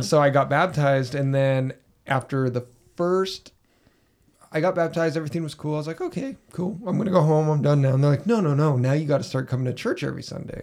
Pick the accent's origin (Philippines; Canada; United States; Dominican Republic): United States; Utah; growing up in Utah L D S culture